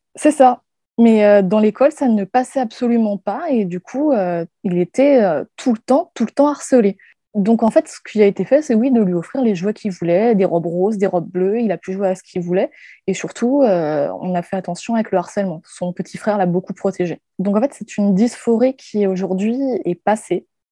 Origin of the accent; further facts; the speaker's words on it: Guadeloupe; now in Paris, France; Je vis actuellement à Paris, mais euh, j'ai grandi en Guadeloupe